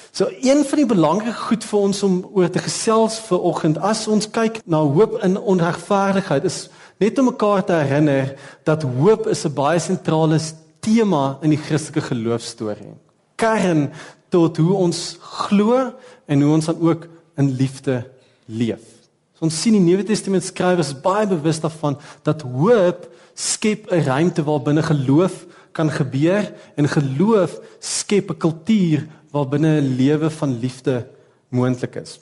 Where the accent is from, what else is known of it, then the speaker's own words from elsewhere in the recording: South Africa; Ons kan nie anders as om Suid-Afrikaners te wees